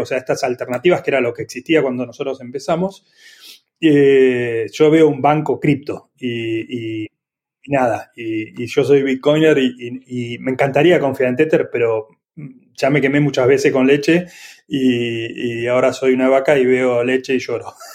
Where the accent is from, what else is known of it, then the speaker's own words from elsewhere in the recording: Argentina; also born or lived in Italy; yo, soy argentino